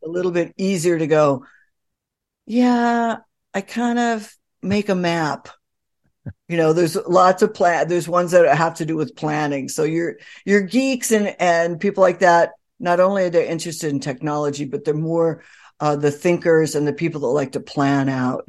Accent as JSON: {"language": "English", "region": "California", "country": "United States", "tie": "born or raised there", "also_born_or_lived": "New York City", "moved": "as an adult", "said": "I grew up in California."}